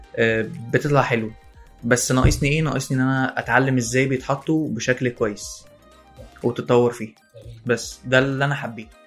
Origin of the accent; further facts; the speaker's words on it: Alexandria, Alexandria Governorate, Egypt; انا اسكندرانية